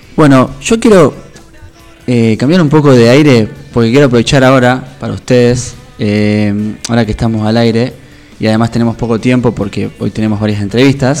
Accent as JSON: {"language": "Spanish", "town": "Rosario", "region": "Santa Fe", "country": "Argentina", "said": "Soy rosarino"}